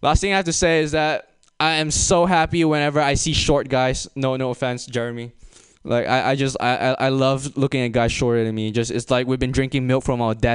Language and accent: English; Malaysia; now in United States; I'm imported from a third world country and I'm from Malaysia.